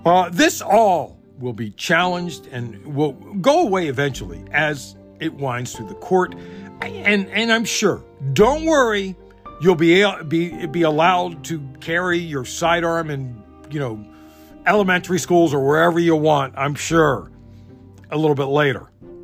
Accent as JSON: {"language": "English", "region": "Maryland", "country": "United States", "tie": "born or raised there", "said": "my home state of Maryland"}